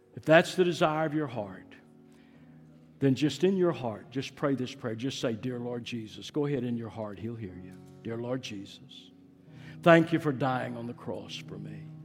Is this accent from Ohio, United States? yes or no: no; Fort Worth, Texas, United States; I grew up in Fort Worth, East Fort Worth.